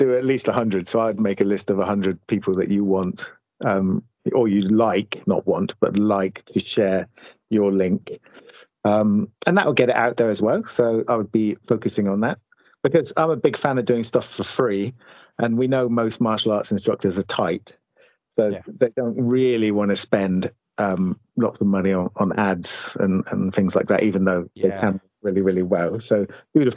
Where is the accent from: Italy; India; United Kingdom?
United Kingdom; we're British